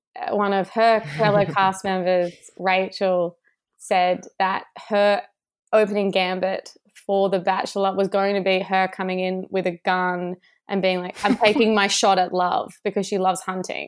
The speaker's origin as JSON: {"language": "English", "town": "Sydney", "region": "New South Wales", "country": "Australia", "said": "I'm from Sydney."}